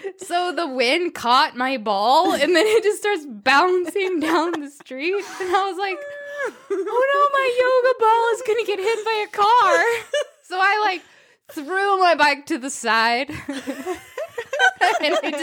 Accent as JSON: {"language": "English", "region": "Minnesota", "country": "United States", "tie": "born or raised there", "moved": "as an adult", "lives_now": "Nepal", "said": "I grew up in Minnesota in a small rural northern town"}